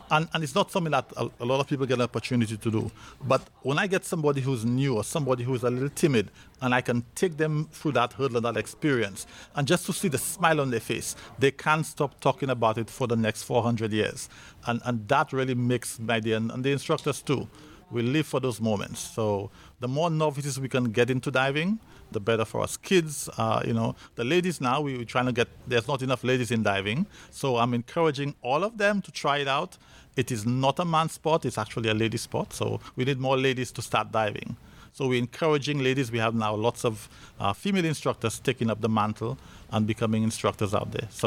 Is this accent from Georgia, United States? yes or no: yes; Decatur, Georgia, United States; I grew up in Decatur, Georgia.